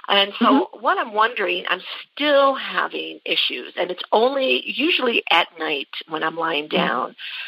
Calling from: Tabernash, Colorado, United States; I'm calling from Tabernash, Colorado.

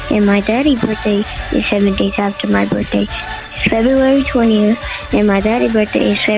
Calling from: Philadelphia, Pennsylvania, United States; This is uh … calling from Philly

